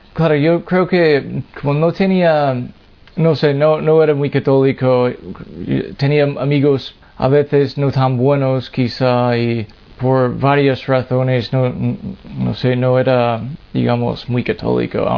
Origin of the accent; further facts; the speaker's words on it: Massachusetts, United States; Spanish is a second language; moved away; yo soy de Massachusetts, en Estados Unidos, y me he criado en una familia no católico